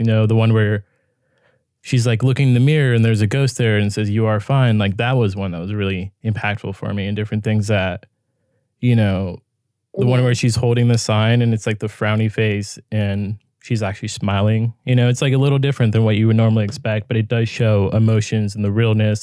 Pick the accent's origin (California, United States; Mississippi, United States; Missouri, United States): California, United States; I'm from California